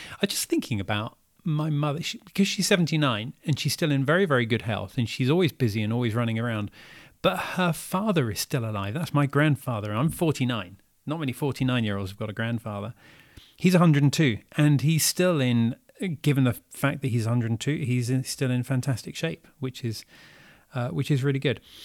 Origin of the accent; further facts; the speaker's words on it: United Kingdom; moved away as an adult; now in Paris, France; I'm British and living here and I've been living here just for this year